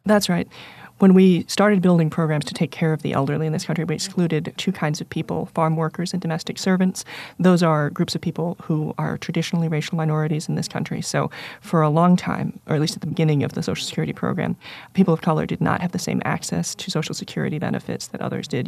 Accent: United States; I'm exactly as American as three of the women you named in terms of being born in the country

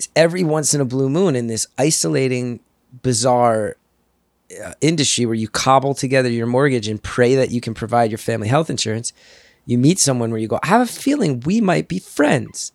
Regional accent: New Jersey, United States; moved away as an adult; also born or lived in New York City / Los Angeles; I grew up in Jersey. I came back here

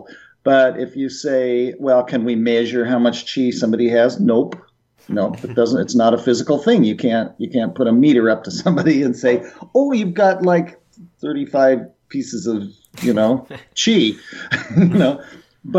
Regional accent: Boulder, Colorado, United States; moved away as an adult; I grew up in Boulder

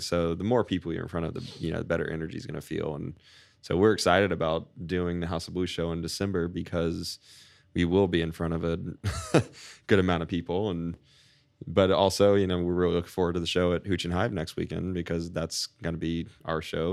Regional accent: Winter Haven, Florida, United States; moved away as an adult; now in St. Petersburg, United States; I grew up in Winter Haven

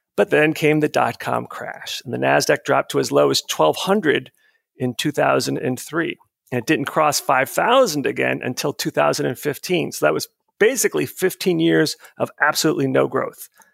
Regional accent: outside of Tampa, Florida, United States; moved away; my hometown outside of Tampa, Florida

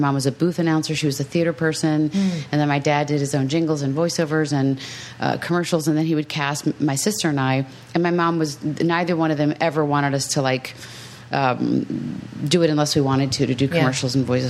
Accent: Maryland, United States; now in Los Angeles, United States; I grew up on the East Coast, and I grew up in Maryland.

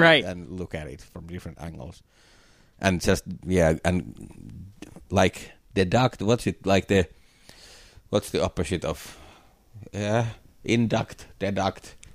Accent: Finland; born or raised there

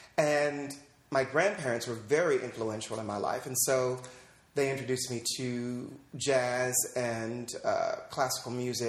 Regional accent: St. Louis, Missouri, United States; moved away as an adult; also born or lived in Los Angeles, California; now in New York, United States; I was born in St. Louis, Missouri, and then we moved here to Los Angeles, and I was back and forth between here and L.A. and St. Louis for most of my childhood

